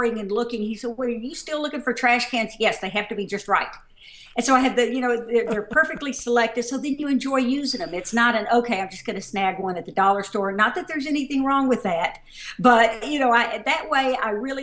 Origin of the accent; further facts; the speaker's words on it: Mississippi, United States; moved away as an adult; also born or lived in Dallas, Texas / St. Paul, Minnesota; now in Minnesota, United States; Obviously, this is not a Minnesota accent. I do not sound like everybody on Fargo. I grew up in Mississippi